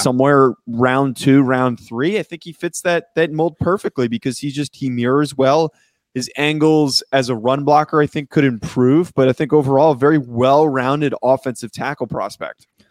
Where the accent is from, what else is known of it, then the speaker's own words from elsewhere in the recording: New Jersey, United States; I was from North Jersey